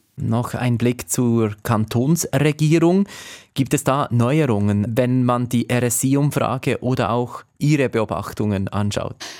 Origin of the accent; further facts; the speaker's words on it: Fribourg, Switzerland; Als Freiburger